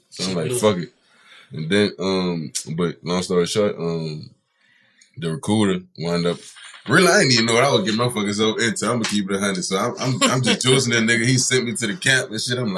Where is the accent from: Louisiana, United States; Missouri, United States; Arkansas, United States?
Louisiana, United States; New Orleans; I'm one of the people that's really from New Orleans